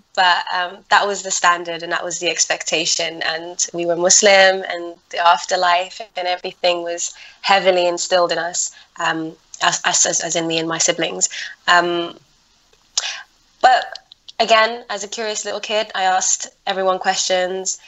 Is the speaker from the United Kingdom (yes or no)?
yes; London, United Kingdom; also born or lived in Netherlands; I grew up in London. I moved from Holland and I came to London.